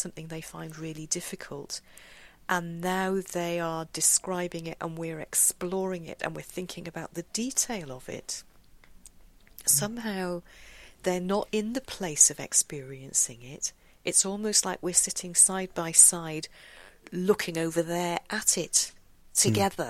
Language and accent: English; United Kingdom; we're British